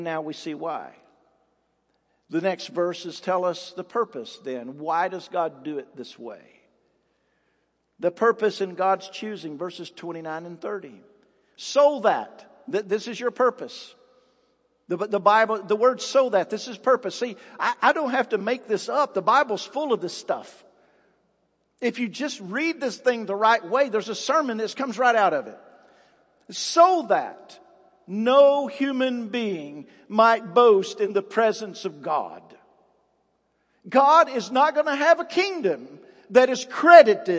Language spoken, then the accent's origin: English; United States; I'm from Hines Creek Road